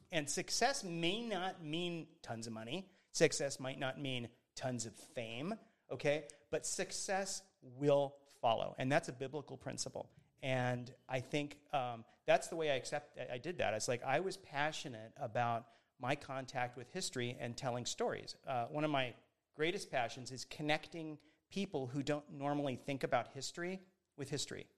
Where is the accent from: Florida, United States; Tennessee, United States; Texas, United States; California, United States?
Florida, United States; Miami; growing up in Miami, Florida, which is where I grew up